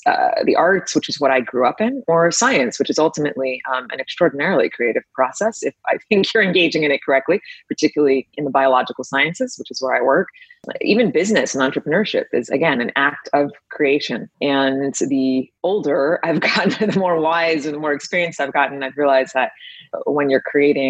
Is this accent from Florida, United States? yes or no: no; New York City, New York, United States; growing up in New York City was really formative. And I am so grateful for that because I was born in Queens.